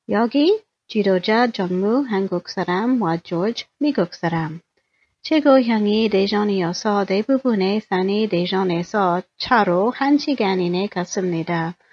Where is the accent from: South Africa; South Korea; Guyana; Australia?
South Korea; Daejeon; We usually hiked about an hour's drive of my hometown of Daejeon.